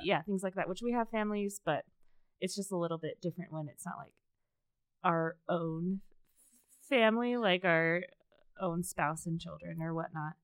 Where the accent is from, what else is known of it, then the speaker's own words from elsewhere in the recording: Las Vegas, Nevada, United States; I grew up in Las Vegas